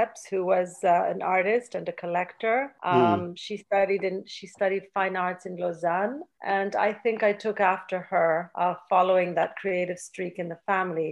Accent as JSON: {"language": "English", "country": "Canada", "tie": "born or raised there", "also_born_or_lived": "Athens, Greece", "said": "I was born in Athens, and at a very early age, around 3 years old, we had to suddenly leave Greece due to a dictatorship. And I was brought to Canada, and that's where I grew up"}